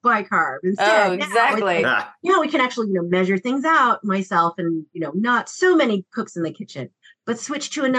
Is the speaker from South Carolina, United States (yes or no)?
no; Maryland, United States; I'm Chinese American. I was born in Maryland